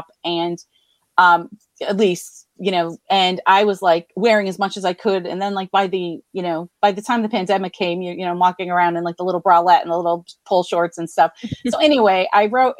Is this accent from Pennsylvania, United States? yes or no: yes; Scranton, Pennsylvania, United States; I am from Scranton, Pennsylvania, born, raised, still live here.